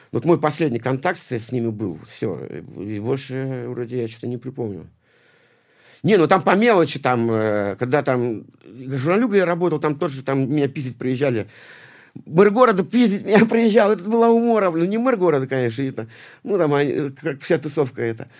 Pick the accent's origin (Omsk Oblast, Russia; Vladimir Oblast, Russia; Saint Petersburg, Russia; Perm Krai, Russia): Saint Petersburg, Russia; я из Санкт-Петербурга.